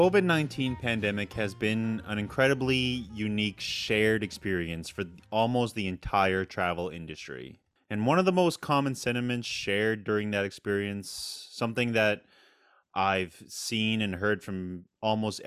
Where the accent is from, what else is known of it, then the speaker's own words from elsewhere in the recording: Long Island, New York, United States; now in Brooklyn, United States; I'm from Long Island, and My parents are still out on Long Island